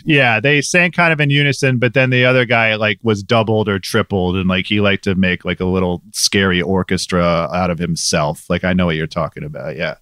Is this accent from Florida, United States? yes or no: no; Medina, Ohio, United States; also born or lived in Cleveland, Ohio / St. Louis, Missouri; I was born in Cleveland. I lived in Saint Louis, Missouri for a little while as a kid, but primarily Medina. which is, you know, a suburb of Cleveland